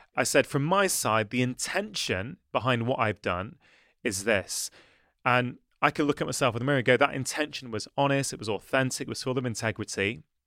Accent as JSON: {"language": "English", "area": "the Northwest", "region": "North West England", "country": "United Kingdom", "also_born_or_lived": "Edinburgh", "said": "I moved back to the Northwest to help my mother and my brother look after my dad"}